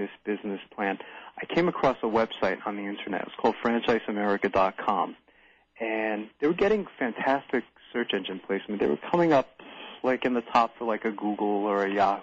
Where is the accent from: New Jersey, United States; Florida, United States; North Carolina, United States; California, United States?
New Jersey, United States; moved away as an adult; also born or lived in New York; now in Williams Township, United States; I've been from New Jersey most of my life and lived in New York for a little while as well